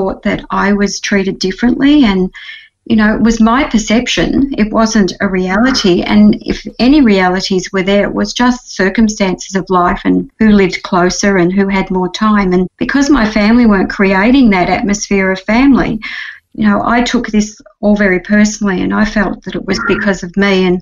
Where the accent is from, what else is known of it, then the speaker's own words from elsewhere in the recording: Victoria, Australia; I was 7 days old when I was taken home by my adoptive parents to a little town called Gagari in the country of Victoria.